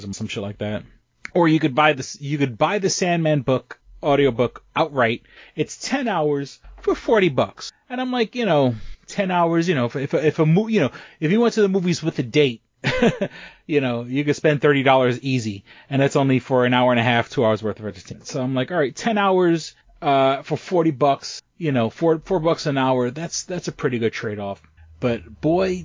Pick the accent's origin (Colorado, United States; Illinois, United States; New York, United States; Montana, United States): New York, United States; New York City; now in Rochester, United States; I grew up in New York City